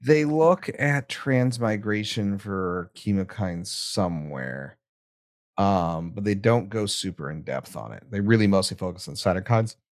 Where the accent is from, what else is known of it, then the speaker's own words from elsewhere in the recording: United States; accent: American; my hideous American accent.